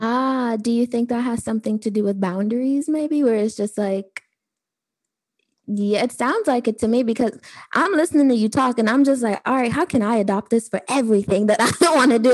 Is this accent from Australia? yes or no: no; Trinidad & Tobago; I'm actually Trinidadian.